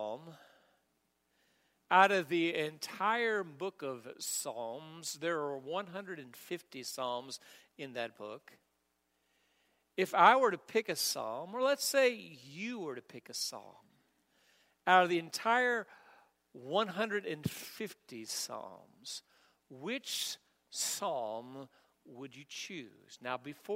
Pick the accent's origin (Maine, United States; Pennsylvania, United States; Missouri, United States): Missouri, United States; now in Kentucky, United States; I'm from Missouri